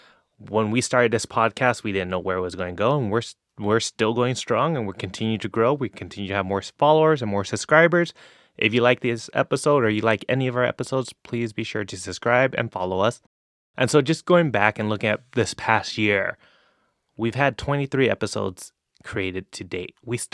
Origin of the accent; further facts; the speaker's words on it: California, United States; which, you know, is obvious considering we're from California